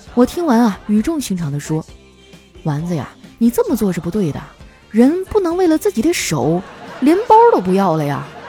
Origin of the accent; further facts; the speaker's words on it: Northeast China, China; now in Shanghai, China; 一听你提沈阳，我都有点想家了